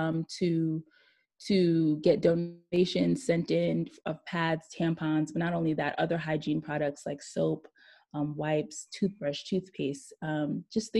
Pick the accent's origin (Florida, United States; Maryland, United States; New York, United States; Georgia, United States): New York, United States; New York City; I'm born and raised in Brooklyn, New York